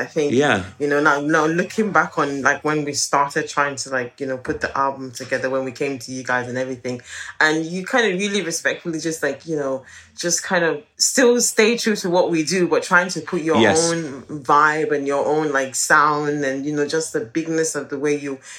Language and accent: English; Nigeria; moved away; growing up in Nigeria